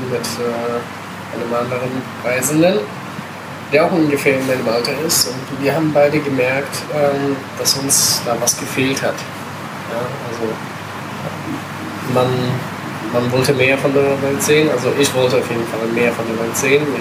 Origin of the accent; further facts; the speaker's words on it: Italy; moved away; also born or lived in Germany; vielleicht ein bisschen älter als äh, Durchschnittsbackpacker. Ähm, komme ursprünglich aus Italien, habe äh, lange Zeit in Deutschland gelebt